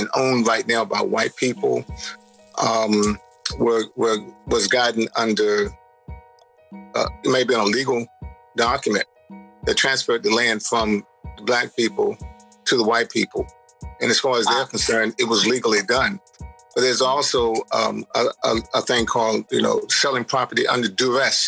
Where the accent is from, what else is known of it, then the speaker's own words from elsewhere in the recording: United States; my hometown on the Eastern Shore